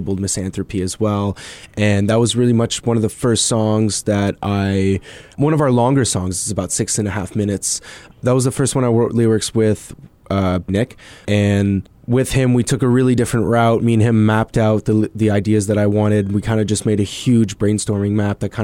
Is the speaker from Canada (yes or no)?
yes; Gatineau, Quebec, Canada; I grew up in Gatineau, and in Gatineau, the hardcore scene was a really big, predominant thing